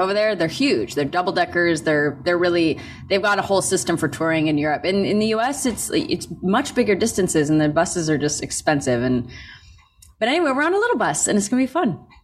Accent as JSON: {"language": "English", "town": "New York City", "region": "New York", "country": "United States", "said": "I'm a New Yorker"}